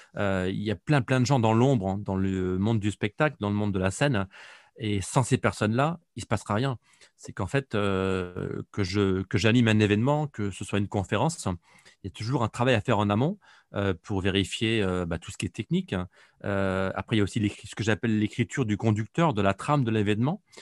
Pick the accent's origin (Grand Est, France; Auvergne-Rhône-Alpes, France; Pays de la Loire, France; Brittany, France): Pays de la Loire, France; Nantes; je suis un Nantais d'origine